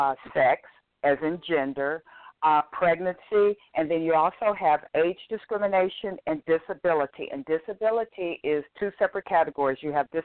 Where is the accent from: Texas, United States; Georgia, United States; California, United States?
Texas, United States; When I'm from Texas, which is Chapter 21